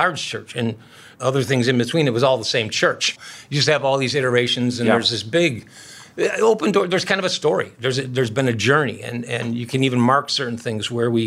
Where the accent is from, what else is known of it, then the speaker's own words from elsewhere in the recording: Chicago, Illinois, United States; moved away as an adult; now in Minneapolis, United States; I grew up in Chicago.